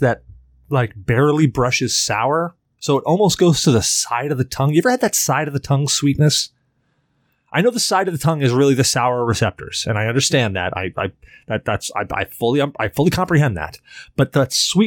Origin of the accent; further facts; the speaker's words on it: Salem, United States; I grew up in Salem